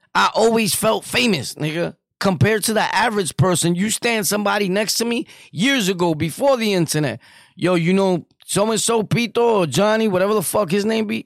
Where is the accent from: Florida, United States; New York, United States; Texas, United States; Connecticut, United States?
New York, United States; New York City; I'm from New York City